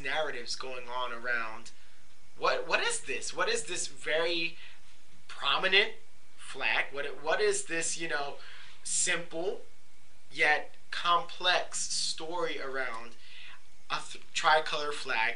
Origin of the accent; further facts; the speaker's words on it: Camden, New Jersey, United States; also born or lived in Carolina, Puerto Rico; I am a Puerto Rican. I was born in Carolina, Puerto Rico, very close to the metro area of San Juan. I was raised in Camden, New Jersey